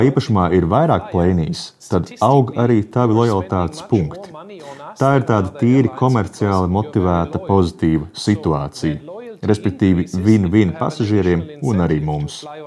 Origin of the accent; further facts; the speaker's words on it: Germany; Es esmu vācietis